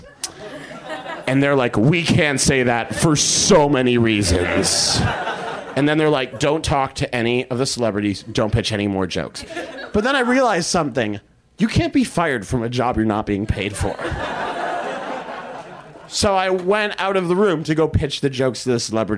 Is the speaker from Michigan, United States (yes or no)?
no; Boston, Massachusetts, United States; I'm from Boston